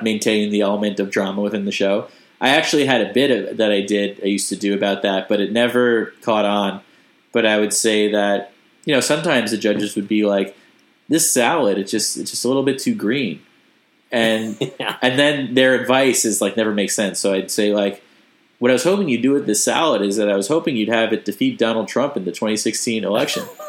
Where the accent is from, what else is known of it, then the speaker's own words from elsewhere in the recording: United States; accent: American; my accent I clearly have you know like an American accent